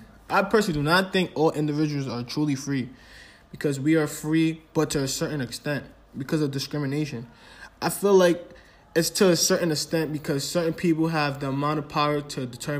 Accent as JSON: {"language": "English", "country": "United States", "said": "As an American, freedom means to me is that I'm able to do whatever I enjoy doing and having freedom of speech."}